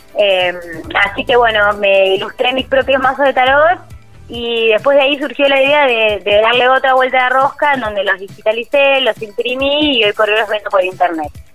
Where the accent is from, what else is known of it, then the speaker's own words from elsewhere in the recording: Argentina; mi país